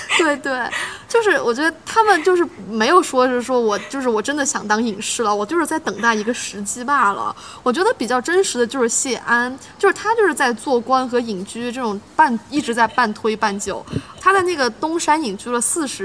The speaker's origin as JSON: {"language": "Chinese", "country": "China", "said": "但是我们中国人最熟悉的这个所谓的逆社会时钟"}